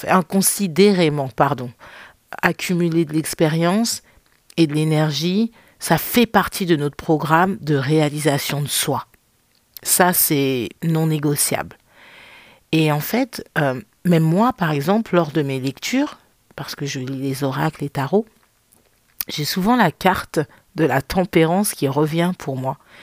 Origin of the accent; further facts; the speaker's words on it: France; moved away as an adult; now in United States; Et moi, je le vis aux États-Unis. Ça fait cinq ans que j'ai quitté la France